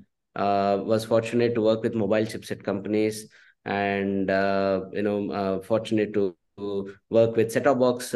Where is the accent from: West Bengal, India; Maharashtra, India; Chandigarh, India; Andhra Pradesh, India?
Andhra Pradesh, India; moved away as an adult; also born or lived in Tumkur, Karnataka; my upbringing has been in Andhra Pradesh.